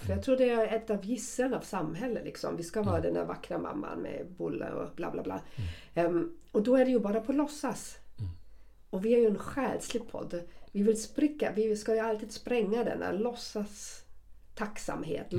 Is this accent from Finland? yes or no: no; Germany; accent: German; Swedish is a second language; now in Sweden; jag har fortfarande mitt tyska uttal, för någon svensk kommer jag alltid vara en tyska